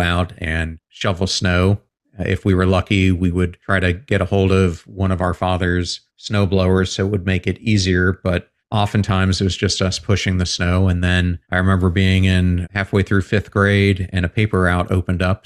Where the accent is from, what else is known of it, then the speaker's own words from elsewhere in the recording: Pennsylvania, United States; I grew up in Pennsylvania